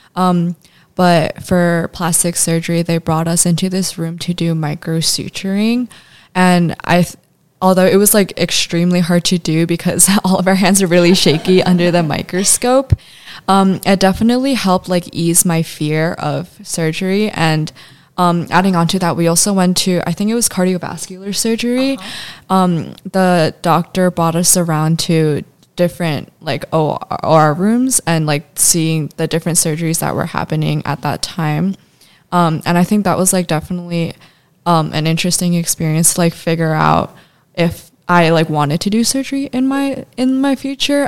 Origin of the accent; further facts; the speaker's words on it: Chicago, Illinois, United States; I come from Chicago.